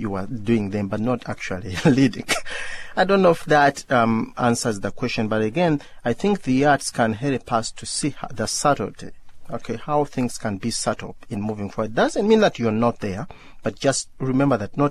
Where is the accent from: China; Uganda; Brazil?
Uganda; when I was growing up in Uganda